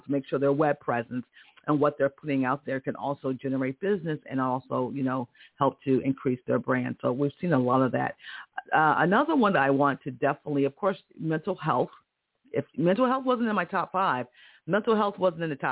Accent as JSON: {"language": "English", "region": "Connecticut", "country": "United States", "tie": "born or raised there", "said": "I'm from Connecticut. I remember as a kid in Connecticut"}